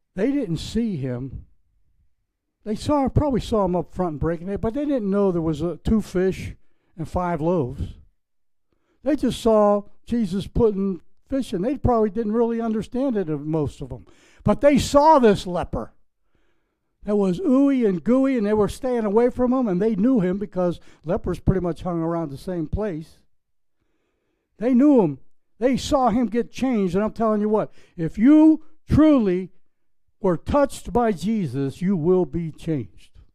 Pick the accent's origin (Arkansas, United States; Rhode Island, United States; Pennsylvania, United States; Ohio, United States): Pennsylvania, United States; Pittsburgh; moved away; I was building a sign business in Pittsburgh, Pennsylvania. When I, when I started painting signs, grocery store banners, when I was like 10 years old